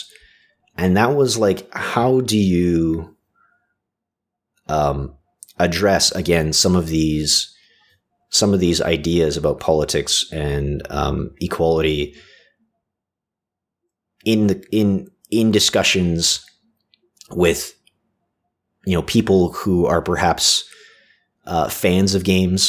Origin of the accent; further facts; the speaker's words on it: Canada; I was born in Canada